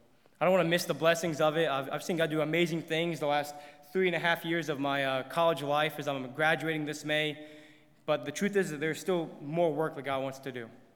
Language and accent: English; Indiana, United States; I actually did not grow up in church myself. I'm from Indiana, and I was actually a bus kid